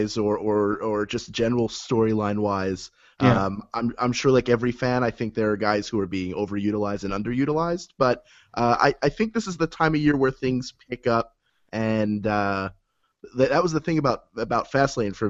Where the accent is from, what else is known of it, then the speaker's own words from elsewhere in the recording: Philadelphia, Pennsylvania, United States; moved away; the one in Philadelphia, which is my hometown